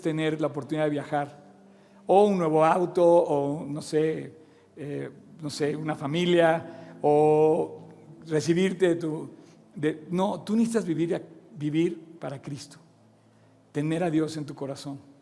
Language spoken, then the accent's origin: Spanish; Mexico; moved away; also born or lived in Oxford, England; Yo también a su edad me fui a vivir fuera de México, Inglaterra